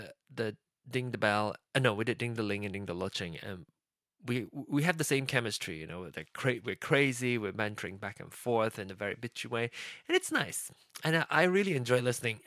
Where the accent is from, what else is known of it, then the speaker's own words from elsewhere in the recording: Penang, Malaysia; accent: Penang Hokkien; first language Penang Hokkien; English is a second language; Penang Hokkien my mother tongue, that the dialect, the language that I speak, that I I start speaking, my the first language I start speaking